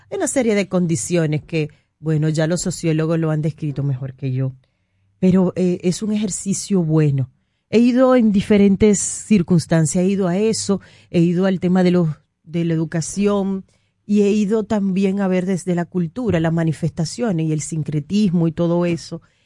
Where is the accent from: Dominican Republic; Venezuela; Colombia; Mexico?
Dominican Republic; muchos dominicanos vivimos